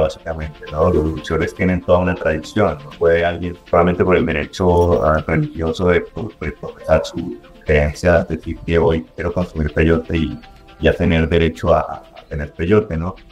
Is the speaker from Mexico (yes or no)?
yes; Mexico